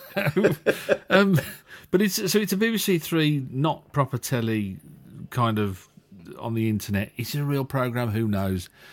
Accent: Walsall, West Midlands, United Kingdom; he's a Warsaw lad, same as me.

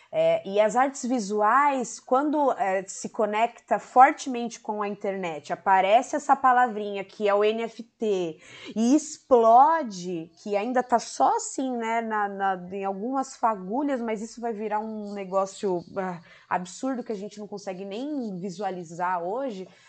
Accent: São Paulo, Brazil; São Paulo, minha terra

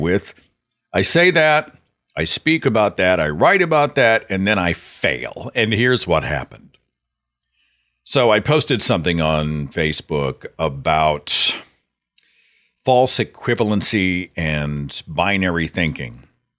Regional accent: Tulsa, Oklahoma, United States; my hometown of Tulsa

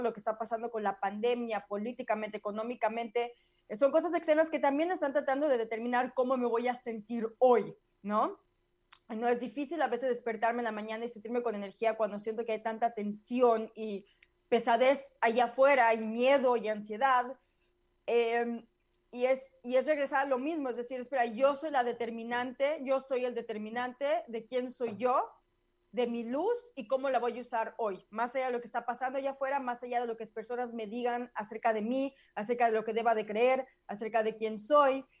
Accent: Mexico; now in United States; yo lo sentí mucho en México

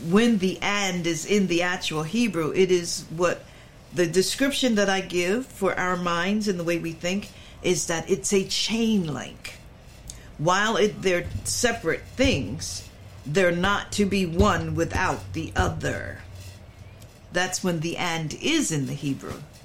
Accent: Philadelphia, Pennsylvania, United States; I'm from Philly

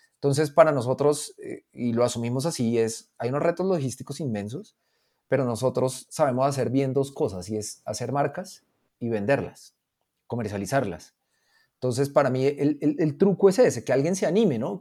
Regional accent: Colombia

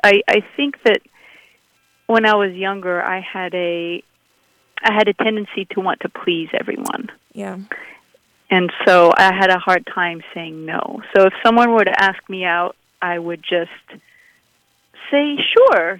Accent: Abu Dhabi, United Arab Emirates; also born or lived in San Francisco; now in Los Angeles, United States; I grew up in the deserts of Abu Dhabi

